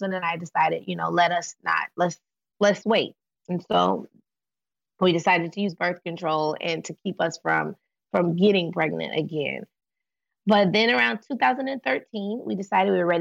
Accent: Atlanta, Georgia, United States; moved away as an adult; now in Novato, United States; I live in Novato, California. We're from Atlanta. We've lived in California in the Bay Area for about 2.5 years, almost 3 years. And we moved from Atlanta

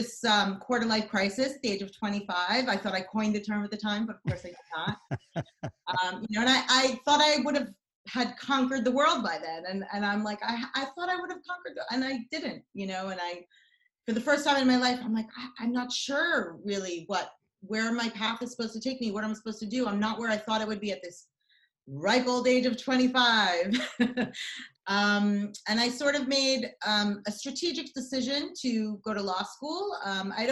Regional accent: United States; also born or lived in Israel / New York; I lived in the States from the age of 5 to 13

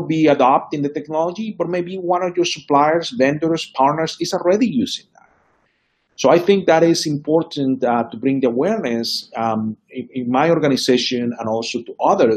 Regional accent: Venezuela; moved away; I grew up in Venezuela

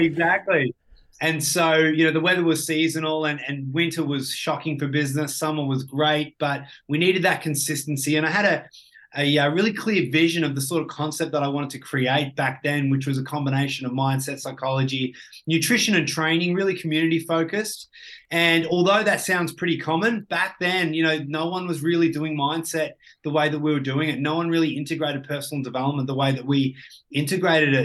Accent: Ballarat, Victoria, Australia; I grew up in Ballarat, so, uh, just out of Victoria in a, a country town

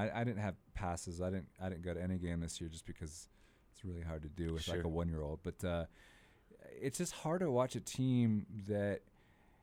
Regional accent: Atlanta, Georgia, United States; now in Utah, United States; I'm from Atlanta

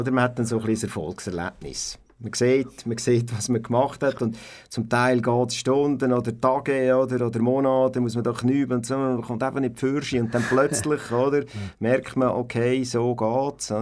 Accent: Aarau, Aargau, Switzerland; also born or lived in Altdorf, Uri; aufgewachsen bin ich in Aarau und geboren bin ich in Altdorf.

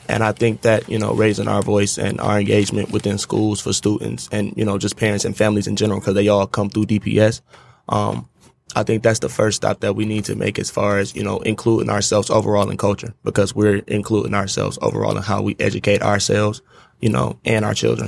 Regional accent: Detroit, Michigan, United States; I grew up on East Side

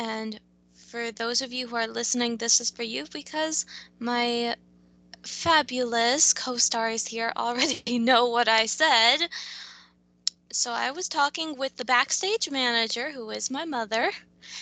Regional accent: North Carolina, United States; I was raised up in North Carolina

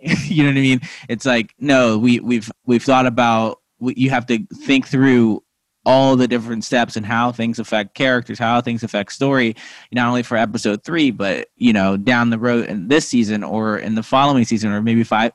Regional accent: Missouri, United States; moved away as an adult; also born or lived in Lincoln, Nebraska / New Hampshire; I was born in like you know, Lincoln, Nebraska, but I was raised mostly in Missouri

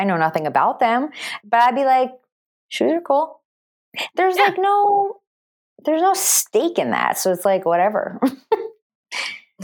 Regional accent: tri-state area, United States; I'm from the Tri-State area and knows New York City geography extremely well

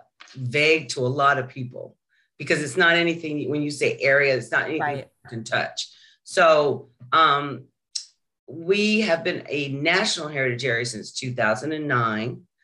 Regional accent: Utah, United States; now in Maryland, United States; where I was born and grew up, Utah

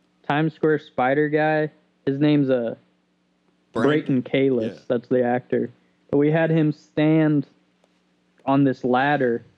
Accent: Odon, Indiana, United States; I'm from Southern Indiana, from Odin.

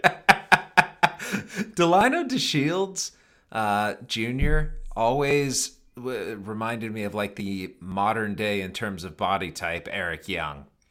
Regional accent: Cleveland, Ohio, United States; moved away; I grew up in Cleveland

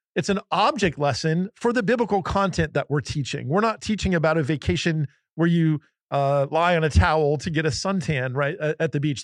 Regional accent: New Jersey, United States; I grew up in New Jersey

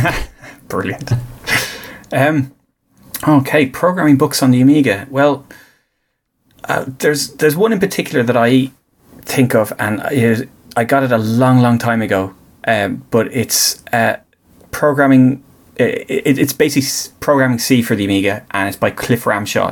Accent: Greystones, Leinster, Ireland; they're from Greystones and are they're based in Greystones, and that's that's my hometown

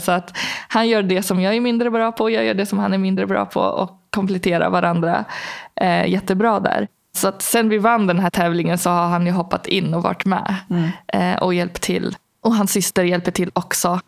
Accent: Algeria; now in Sweden; i Algeriet där jag växte upp

